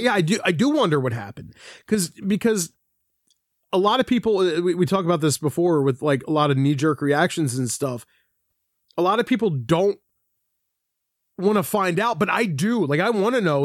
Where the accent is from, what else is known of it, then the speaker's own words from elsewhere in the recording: Philadelphia, Pennsylvania, United States; I'm from Philadelphia. My dad's from Philadelphia